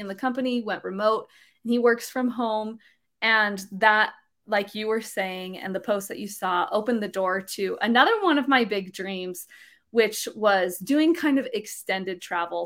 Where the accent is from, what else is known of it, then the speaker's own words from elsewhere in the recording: Utah, United States; I grew up here in Utah